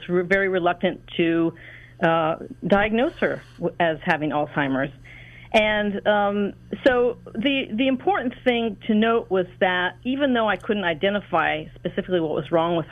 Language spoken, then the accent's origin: English; outskirts of Washington, D.C., suburbs of Maryland, United States; moved away as an adult; also born or lived in Los Angeles, California; I grew up in Washington, in the outskirts of Washington, D.C. I was raised in the suburbs of Maryland